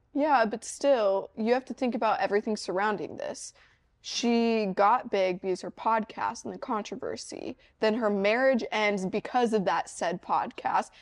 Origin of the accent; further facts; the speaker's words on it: Missouri, United States; I'm from Missouri